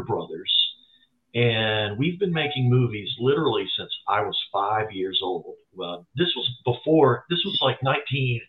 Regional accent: near Asheville, Western North Carolina, United States; I grew up in Western North Carolina all my life. I was born there, kind of close to Asheville

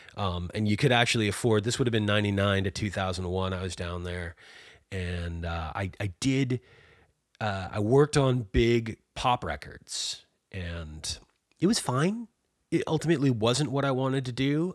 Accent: Massachusetts outside of Boston, United States; now in Maine, United States; I was born and raised in Massachusetts outside of Boston

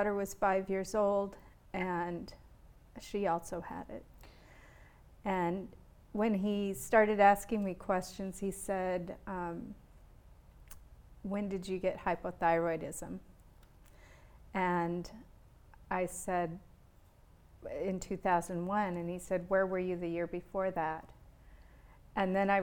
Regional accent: Montana, United States; I'm from Montana

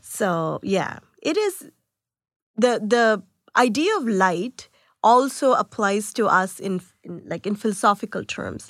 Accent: India; moved away; I was born in India

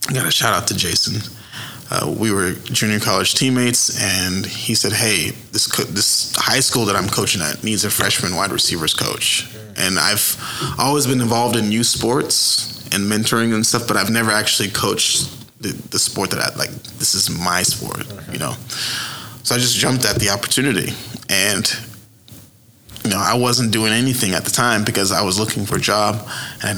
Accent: Edmond, Oklahoma, United States; also born or lived in San Diego, California; my hometown in Edmond

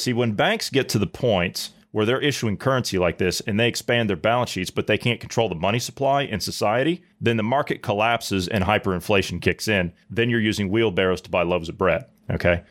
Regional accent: Ohio, United States; moved away; I'm from Ohio

